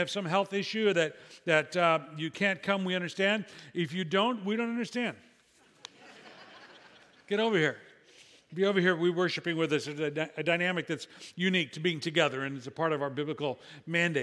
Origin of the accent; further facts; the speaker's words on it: Illinois, United States; my home state of Illinois